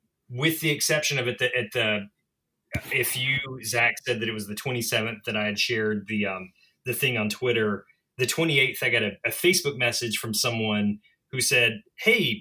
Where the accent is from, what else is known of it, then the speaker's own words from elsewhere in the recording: the South, United States; also born or lived in Mississippi; now in Boston, United States; I'm a Southerner